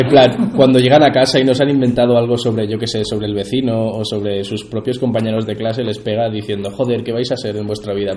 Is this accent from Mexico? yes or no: no; Region of Murcia, Spain; nosotros como murcianos